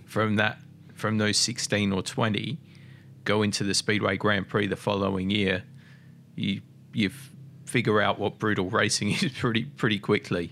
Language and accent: English; Mildura, Victoria, Australia; I grew up in Mildura